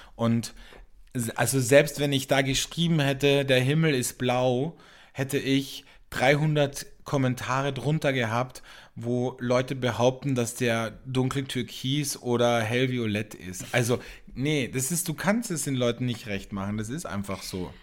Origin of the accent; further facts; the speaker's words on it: Wörthersee, Carinthia, Austria; now in Germany; da, wo ich aufgewachsen bin, am Wörthersee, in einem Tourismusgebiet